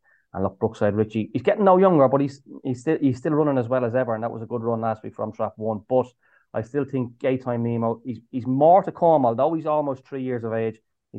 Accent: Swords, Leinster, Ireland; my hometown here in Swords, although I'm a long way from Swords at the moment.

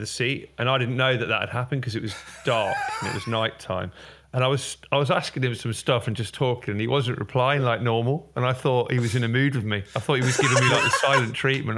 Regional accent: Derby, East Midlands, United Kingdom; moved away; I'm originally from Derby

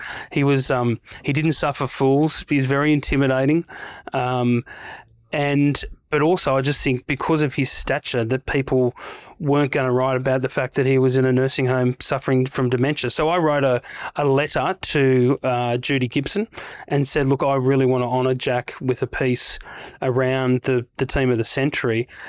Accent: New South Wales, Australia; I grew up on the North Coast, but I spent a lot of time in Newey. Went to uni in Newcastle.

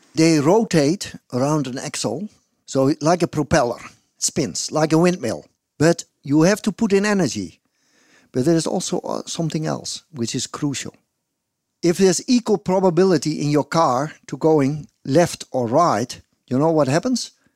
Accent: Netherlands; English is a second language; also born or lived in Groningen; I'm from the Netherlands

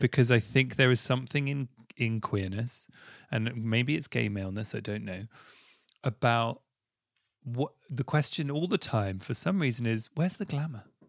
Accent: London, United Kingdom; I grew up in Southfields next to Wimbledon.

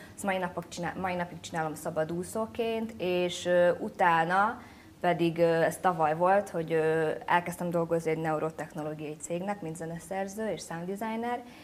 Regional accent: Budapest, Hungary; first language Hungarian; moved away as an adult; also born or lived in Brooklyn, United States / Vietnam; Budapest az nyilván egy sokkal ilyen különlegesebb hely, mert itt születtem.

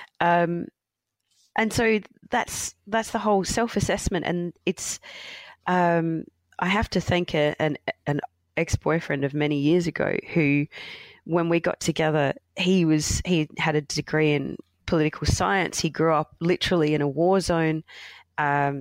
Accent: Australia; growing up in Australia

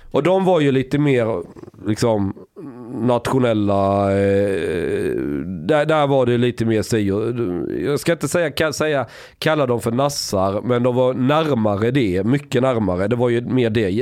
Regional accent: Sweden; som svensk

